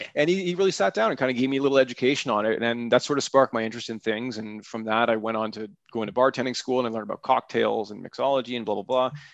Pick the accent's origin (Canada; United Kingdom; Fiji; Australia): Canada; Aurora, Ontario; the town that I grew up in in Aurora